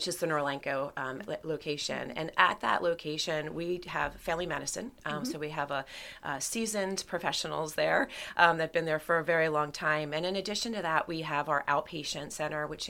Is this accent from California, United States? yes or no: no; Reading, Pennsylvania, United States; moved away as an adult; now in Lancaster, United States; I grew up in outside of Reading, Pennsylvania